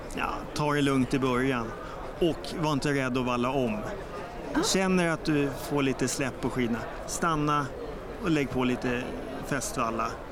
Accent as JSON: {"language": "Swedish", "town": "Stockholm", "region": "Stockholm County", "country": "Sweden", "said": "Jag är sörlänning från Stockholm"}